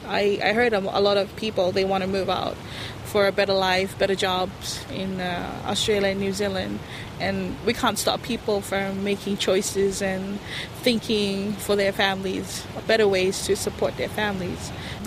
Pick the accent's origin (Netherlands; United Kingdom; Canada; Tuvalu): Tuvalu; Nanumea; now in Funafuti, Tuvalu; I'm from Nanumea, and I live here on Funafuti Island in Tuvalu.